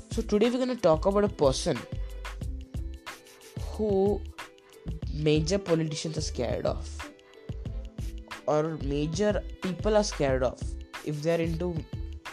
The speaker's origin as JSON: {"language": "English", "town": "Bangalore", "region": "Karnataka", "country": "India", "said": "So I am from Bangalore"}